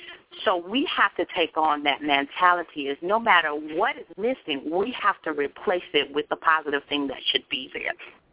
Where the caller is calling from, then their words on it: Jacksonville, Florida, United States; Robert, this is … from Jacksonville.